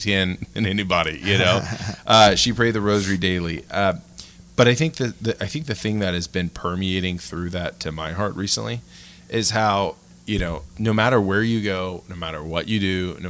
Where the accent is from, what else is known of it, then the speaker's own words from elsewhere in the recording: Louisiana, United States; moved away as an adult; now in Denver, United States; I immigrated from Louisiana